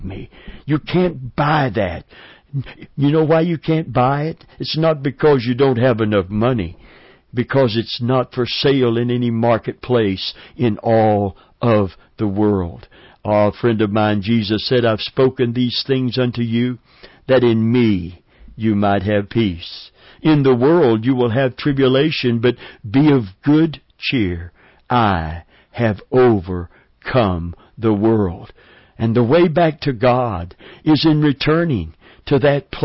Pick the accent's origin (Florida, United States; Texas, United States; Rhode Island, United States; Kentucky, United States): Kentucky, United States; Middlesboro; near where I was born in Middlesboro, Kentucky